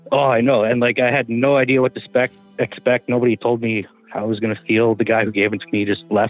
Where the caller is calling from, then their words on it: Smithers, British Columbia, Canada; from Smithers.